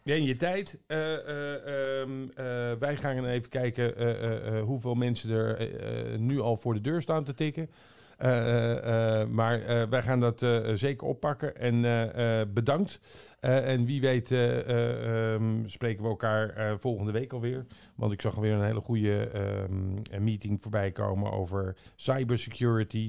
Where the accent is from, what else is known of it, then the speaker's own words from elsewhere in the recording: Almere, Flevoland, Netherlands; ik kom uit Almere, hè, daar hoef je bijna nergens voor te betalen.